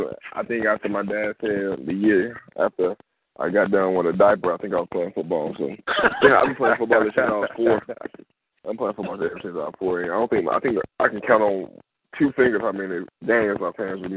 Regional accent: Tuskegee, Alabama, United States; I'm from Tuskegee originally

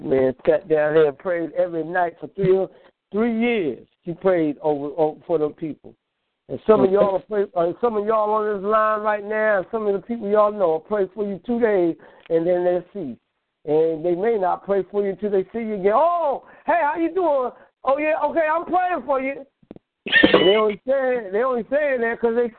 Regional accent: New York, United States; I'm from New York, but I used to come down south

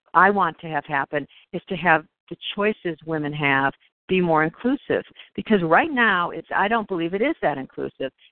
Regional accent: Ohio, United States; I grew up in Ohio, and growing up in Ohio

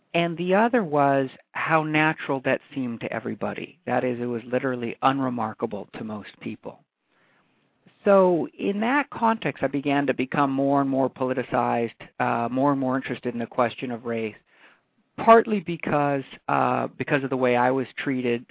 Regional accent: Hawaii, United States; moved away; born and raised in Hawaii

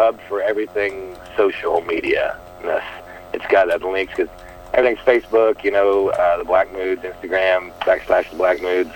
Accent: Missouri, United States; moved away; I grew up in Missouri

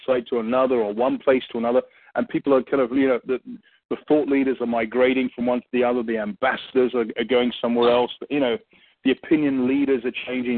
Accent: England, United Kingdom; accent: English; I'm English

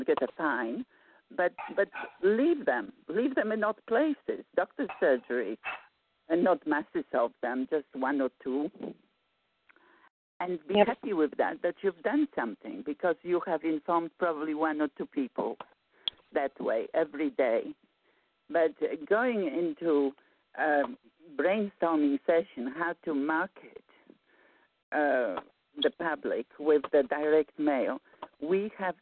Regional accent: Warsaw, Masovian Voivodeship, Poland; moved away; I'm from Warsaw, Poland

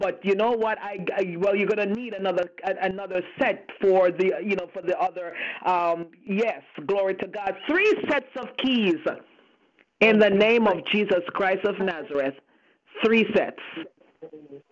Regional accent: Montego Bay, Saint James, Jamaica; that's what we're like from Montego Bay

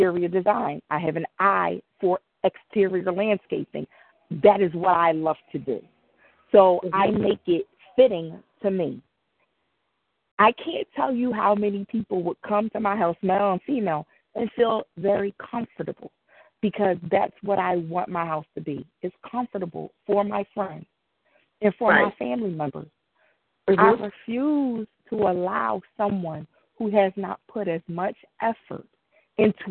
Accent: Philadelphia, Pennsylvania, United States; I grew up in Mount Airy, and I'm back in Mount Airy

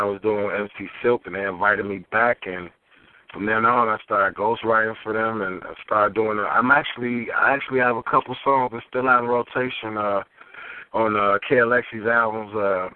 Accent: Chicago, Illinois, United States; I'm originally from the South Side of Chicago, out of Englewood.

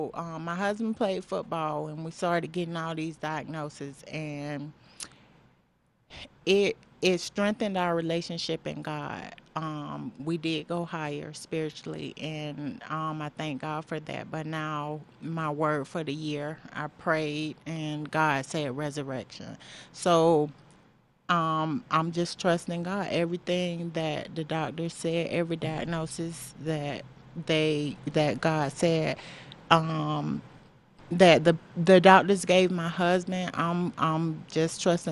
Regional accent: North Florida, United States; moved away as an adult; now in Colorado, United States; growing up in Florida, we never had that.

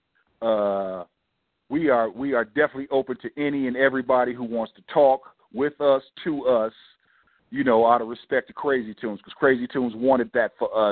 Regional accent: West Coast, United States; we're from the West Coast

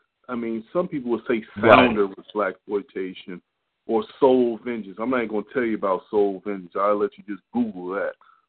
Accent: Washington, District of Columbia, United States; I grew up in Washington, D.C.

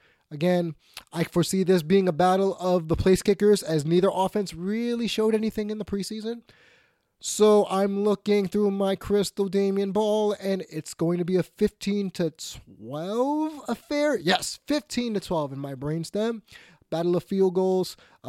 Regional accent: New York, United States; And since I'm a New Yorker

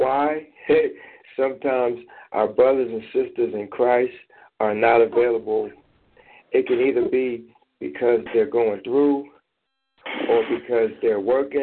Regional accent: Philadelphia, Pennsylvania, United States; I'm actually from Philadelphia

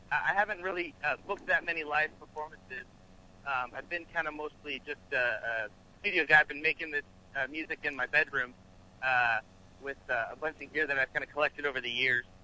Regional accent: California, United States; also born or lived in Arizona; now in Los Angeles, United States; I am from, uh, currently I'm in Los Angeles, California, but I'm originally from Northern California. Um

